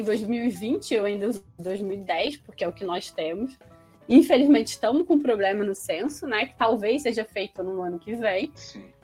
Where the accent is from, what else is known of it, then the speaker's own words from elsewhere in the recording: Resende, Rio de Janeiro, Brazil; eu sou de Resende